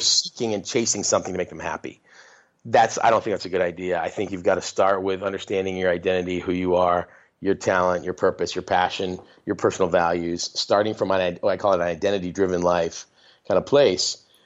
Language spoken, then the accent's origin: English; northern Maine, United States; also born or lived in San Diego, California; I grew up in a very small town in northern Maine. We're from San Diego, and then when I was a little kid, we moved to this town where my dad grew up